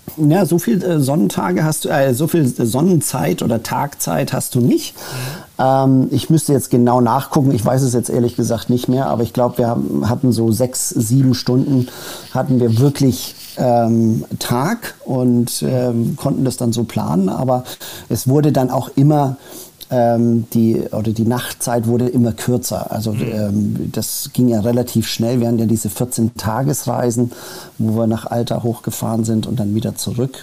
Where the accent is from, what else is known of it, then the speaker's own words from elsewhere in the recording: Germany; also born or lived in United States / Saudi Arabia / Spain / Switzerland; Bin mit äh, sechs Jahren nach äh, Deutschland äh, gekommen